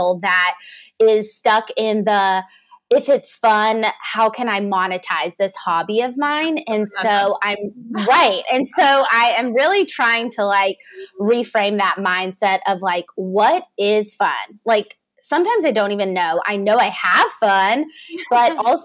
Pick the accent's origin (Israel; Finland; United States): United States; Savannah, Georgia; now in Atlanta, United States; I grew up in Savannah, Georgia, but I live in the city